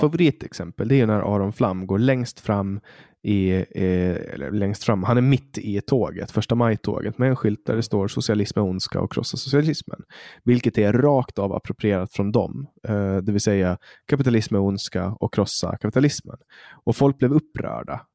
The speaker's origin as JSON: {"language": "Swedish", "country": "Poland", "moved": "yes", "lives_now": "Sweden", "said": "där jag kommer ifrån, Polen"}